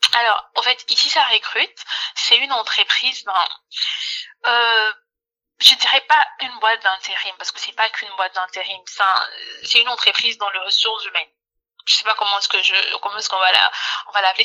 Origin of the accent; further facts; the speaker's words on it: Kinshasa, DR Congo; moved away; à Kinshasa, à Kinshasa en RDC, dans mon pays d'origine